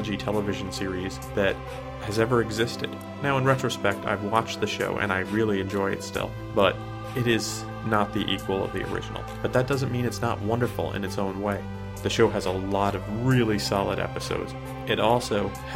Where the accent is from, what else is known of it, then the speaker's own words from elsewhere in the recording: New Jersey, United States; Ever since I watched my first episode of The Twilight Zone on WPIX Channel 11 growing up in New Jersey